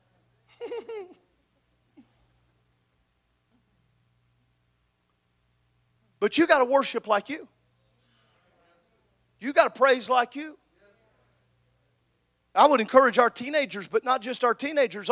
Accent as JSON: {"language": "English", "region": "Southern Illinois", "country": "United States", "tie": "born or raised there", "said": "I grew up in Southern Illinois."}